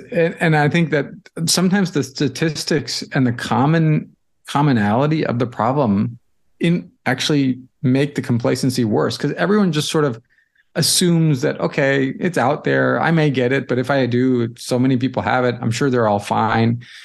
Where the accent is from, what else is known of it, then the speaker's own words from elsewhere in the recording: St. Louis, Missouri, United States; moved away as an adult; also born or lived in Boston; I grew up in Saint Louis, so I'm a Midwestern kid